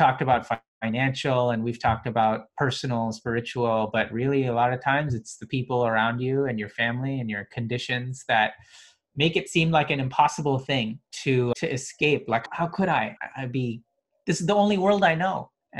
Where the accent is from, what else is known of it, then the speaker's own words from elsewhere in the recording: India; also born or lived in Middle East; Then I was in the Middle East, but I was Indian. So even though I'm Muslim there, I'm also Indian, so I'm a minority there.